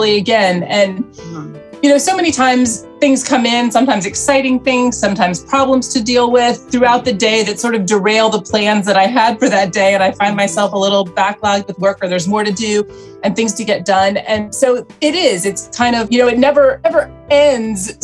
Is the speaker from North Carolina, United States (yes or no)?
yes; Charlotte, North Carolina, United States; moved away as an adult; also born or lived in Atlanta, Georgia; now in New York, United States; I grew up in Charlotte, North Carolina. I was born in Atlanta, was from the South